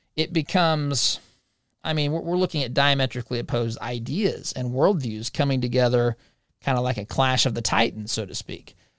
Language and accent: English; Monrovia, Indiana, United States; moved away; it's in my hometown